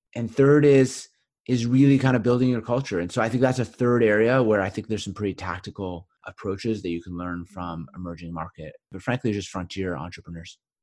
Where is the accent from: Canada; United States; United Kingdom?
Canada; Winnipeg, Manitoba; my hometown of Winnipeg